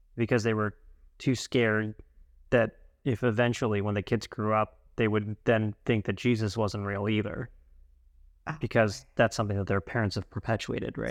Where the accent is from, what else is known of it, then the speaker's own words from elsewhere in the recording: United States; being an American abroad